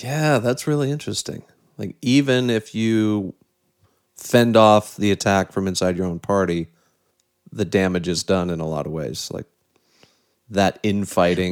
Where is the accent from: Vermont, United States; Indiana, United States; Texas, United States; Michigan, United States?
Indiana, United States; South Bend; I'm from South Bend and have a soft spot for my former mayor Pete Buttigieg